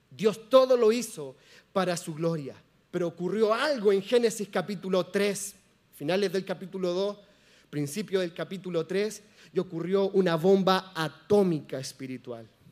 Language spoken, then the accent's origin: Spanish; Chile; moved away; Somos chilenos